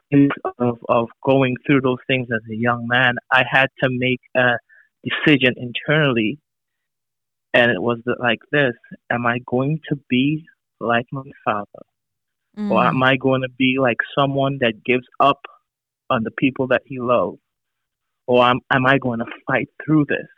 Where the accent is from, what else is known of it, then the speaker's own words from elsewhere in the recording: Trinidad & Tobago; I'm originally from Trinidad and Tobago